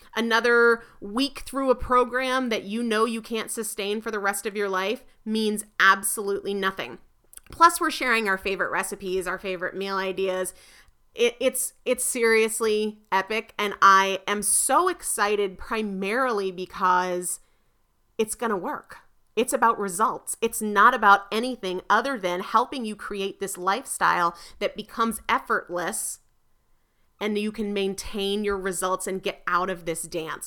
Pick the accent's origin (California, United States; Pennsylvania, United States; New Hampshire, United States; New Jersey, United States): New Hampshire, United States; moved away; I'm originally from New Hampshire